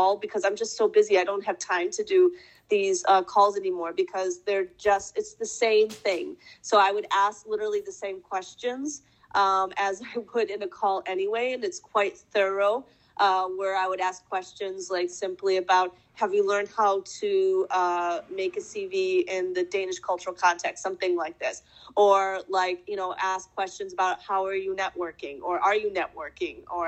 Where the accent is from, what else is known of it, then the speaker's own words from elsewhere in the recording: Michigan, United States; moved away as an adult; now in Denmark; I come from Michigan, from the countryside